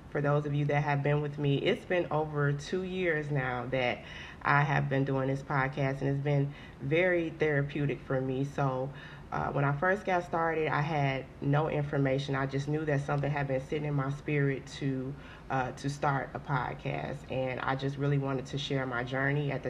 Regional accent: Haines City, Florida, United States; moved away as an adult; also born or lived in Orlando, Florida; now in Texas, United States; I moved from Florida. I was born and raised in Florida. Mm-hmm. Shout out to Haines City, Florida.

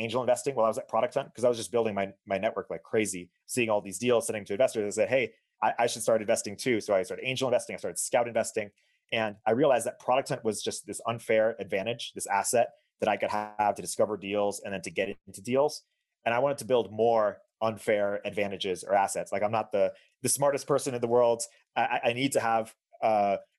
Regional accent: New Jersey, United States; moved away as an adult; also born or lived in Michigan; I grew up in New Jersey. I'm a son of Israeli and Colombian parents

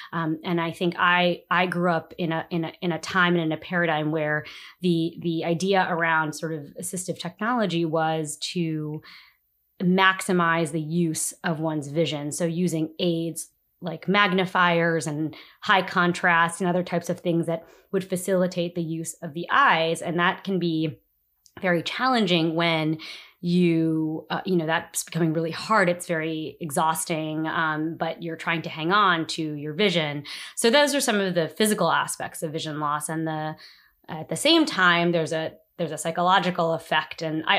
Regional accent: New Jersey, United States; now in Washington, D.C., United States; I live in Washington, D.C. I've been living in the city for about 5 years now. I'm originally from New Jersey.

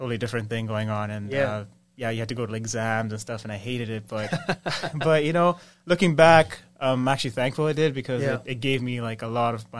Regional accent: Scarborough, Ontario, Canada; now in Ajax, Canada; Right now, Ajax, but I grew up in Scarborough.

